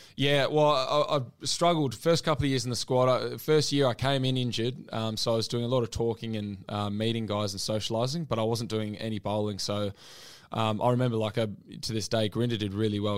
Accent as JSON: {"language": "English", "country": "New Zealand", "moved": "yes", "lives_now": "Australia", "said": "I'm a Kiwi"}